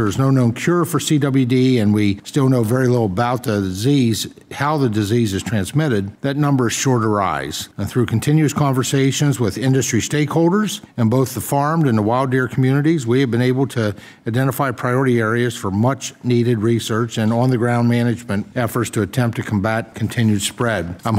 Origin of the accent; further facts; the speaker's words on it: Pennsylvania, United States; the problem doesn't stop in my home state.